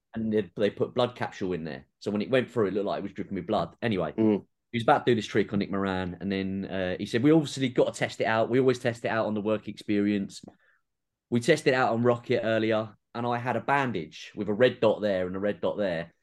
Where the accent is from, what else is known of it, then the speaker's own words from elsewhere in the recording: England, United Kingdom; being a Southerner